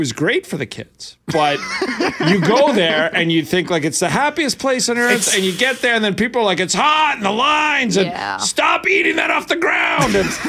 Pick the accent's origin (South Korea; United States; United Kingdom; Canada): Canada; Winnipeg, Manitoba; yeah, I'm from Winnipeg.